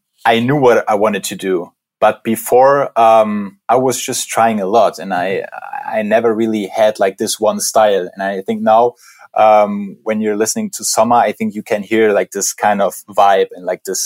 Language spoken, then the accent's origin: English; Berlin, Germany; we're both from Berlin